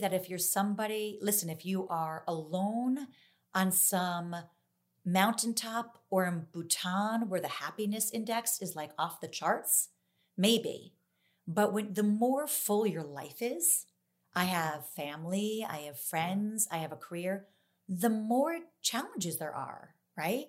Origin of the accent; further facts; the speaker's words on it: New Jersey, United States; I'm from New Jersey